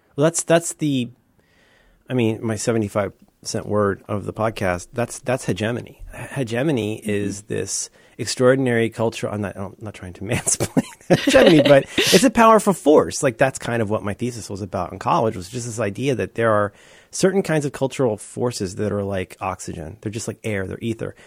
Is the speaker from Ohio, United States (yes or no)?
yes; Cincinnati, Ohio, United States; now in San Francisco, United States; I was raised in Cincinnati, Ohio